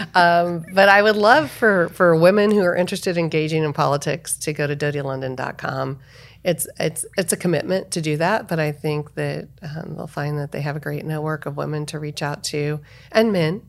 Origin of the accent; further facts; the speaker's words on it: Salem, Illinois, United States; moved away; also born or lived in Arizona; Salem, Illinois